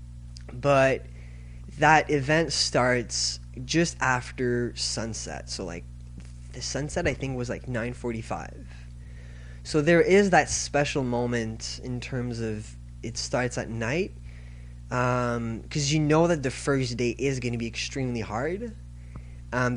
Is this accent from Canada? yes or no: yes; Canada; I'm from Canada